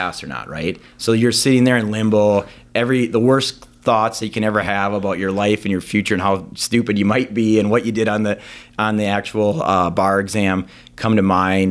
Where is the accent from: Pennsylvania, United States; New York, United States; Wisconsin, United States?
Wisconsin, United States; Green Bay; also born or lived in Eau Claire, Wisconsin / Sheboygan, Wisconsin / Stevens Point, Wisconsin / Minnesota; I grew up in Green Bay. I lived in Sheboygan before that, so I was kinda Eastern Wisconsin guy, even though I was born in Western Wisconsin